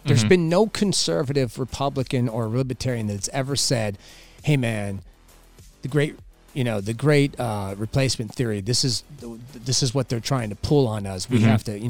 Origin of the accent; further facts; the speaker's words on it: California, United States; and I'm from California